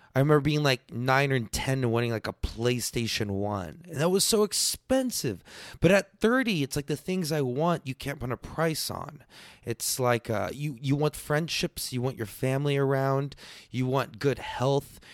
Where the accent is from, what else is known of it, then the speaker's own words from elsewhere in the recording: Texas, United States; I'm just Texan